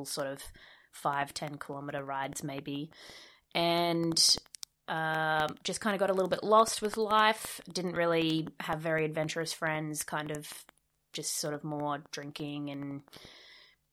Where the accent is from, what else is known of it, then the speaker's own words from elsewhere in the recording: Cairns, Queensland, Australia; moved away as an adult; also born or lived in Perth / Canada; now in Brisbane, Australia; I grew up in North Queensland in Cairns